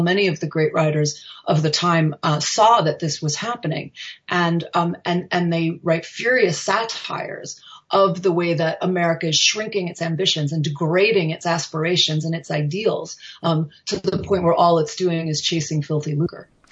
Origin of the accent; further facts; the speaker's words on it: United States; as an American